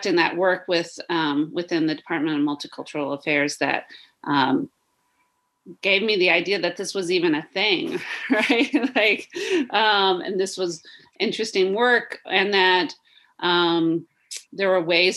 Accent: Texas, United States; I grew up in Texas

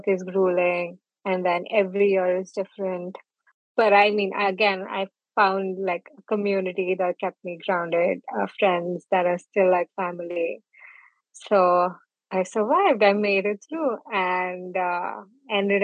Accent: Jalandhar, Punjab, India; moved away as an adult; also born or lived in New Delhi; now in Maine, United States; I was born in Punjab, Jalandhar, and I spent 18 years of my life there

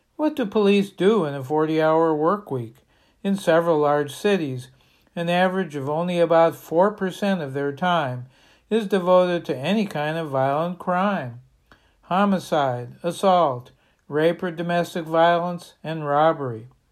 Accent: Bangor, Maine, United States; my hometown of Bangor

